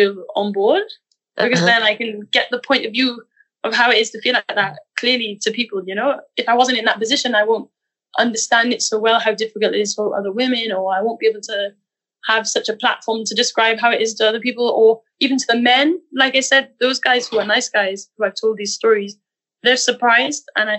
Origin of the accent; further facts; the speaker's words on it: Wales, United Kingdom; accent: Welsh; that I'm losing my Britishness a bit. But it's necessary, you know? That's the reason for losing my Welsh accent.